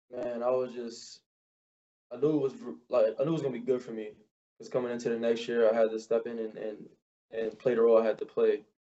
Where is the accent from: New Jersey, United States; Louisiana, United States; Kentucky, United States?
Louisiana, United States; New Orleans; growing up in New Orleans was fun